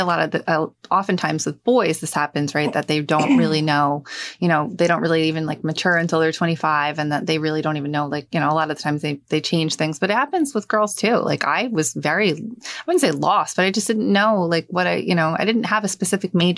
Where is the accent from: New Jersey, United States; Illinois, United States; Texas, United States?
New Jersey, United States; Hazlet; When I was growing up, I grew up in Hazlitt. Mm-hmm. And same thing, I moved here, I was 7